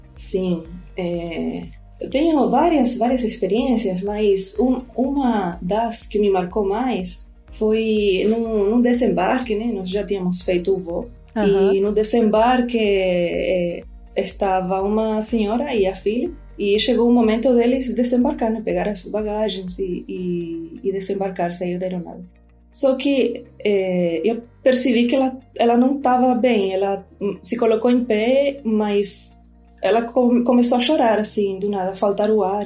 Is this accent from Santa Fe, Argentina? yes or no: yes; Rosario, Santa Fe, Argentina; Portuguese is a second language; now in Recife, Brazil; eu sou argentina, né? sou de Rosário, lá na Argentina.